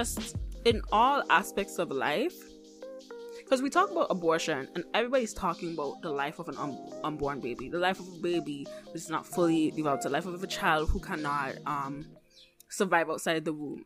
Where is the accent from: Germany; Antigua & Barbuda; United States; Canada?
Antigua & Barbuda; moved away; growing up in the Caribbean